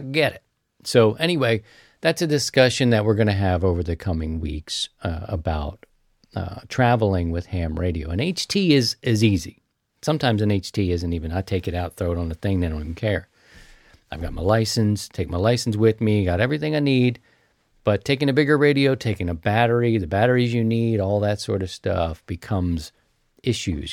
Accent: Baltimore, Maryland, United States; moved away; I'm from Baltimore.

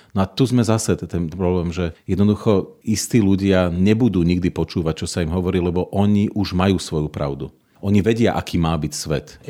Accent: Slovakia

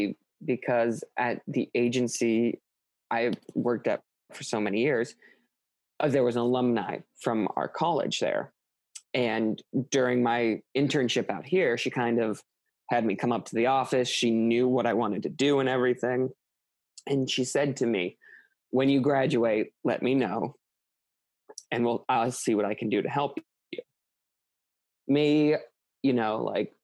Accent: Midwest, United States; moved away as an adult; now in Los Angeles, United States; I came from the Midwest, a family that like never really expanded from its like plot of land

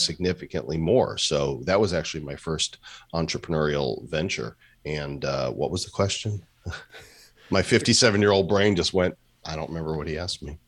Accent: Midwest, United States; now in Puerto Rico; growing up in the Midwest

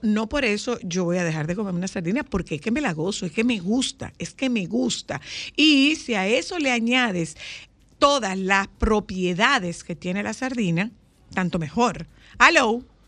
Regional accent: Nagua, María Trinidad Sánchez, Dominican Republic; yo soy de Nagua, no de Bonao

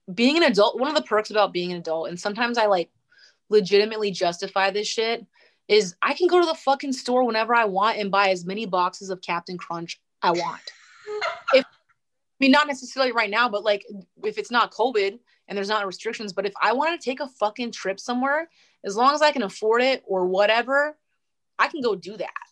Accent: North Dakota, United States; moved away as an adult; now in Spokane, United States; I grew up in North Dakota

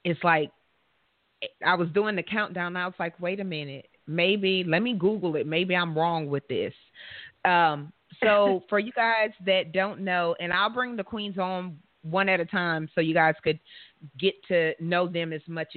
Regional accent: Louisiana, United States; right here in my home state where I'm all comfortable, Louisiana

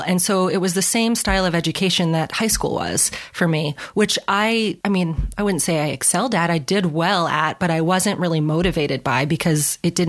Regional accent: New York, United States; also born or lived in Alaska / Washington / Arizona / California; So I am from New York originally, and I've kind of lived all over the place. I lived in Alaska, in Washington State, in Arizona, California.

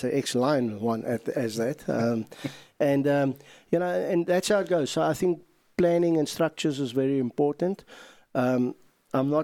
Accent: South Africa; we're from South Africa

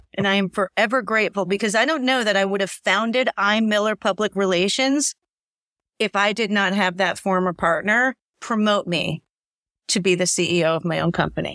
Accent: New York, United States; I'm a New Yorker

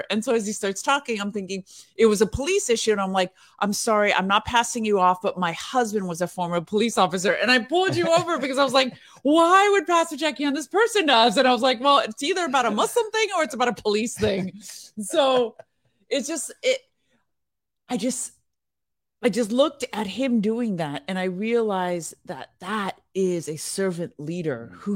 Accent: California, United States; yeah, I'm from Northern California. Northern California is so beautiful.

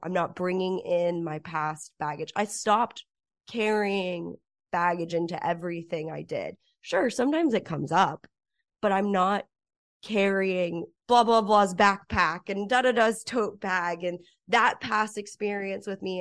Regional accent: Cedar Crest, New Mexico, United States; moved away as an adult; now in Los Angeles, United States; growing up in Cedar Crest, New Mexico

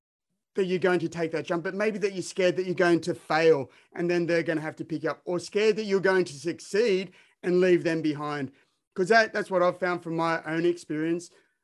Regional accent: Australia; I'm from Australia

